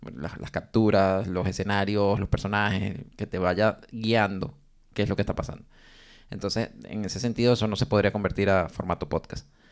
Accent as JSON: {"language": "Spanish", "country": "Venezuela", "moved": "yes", "said": "como somos tres venezolanos"}